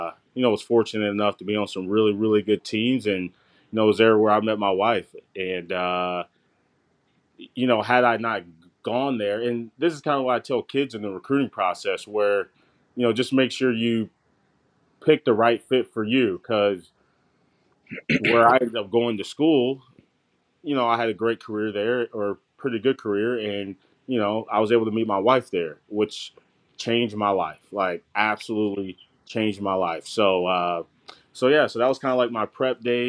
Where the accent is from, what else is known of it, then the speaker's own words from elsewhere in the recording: Georgia, United States; moved away as an adult; also born or lived in Alabama / Central Michigan; this is a Georgia boy, right? Like, I was born in Alabama, grew up in Georgia